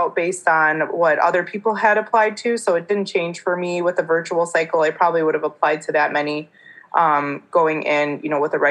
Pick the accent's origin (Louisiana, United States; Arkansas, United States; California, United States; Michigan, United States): Michigan, United States; I'm a kind of a Michigander for life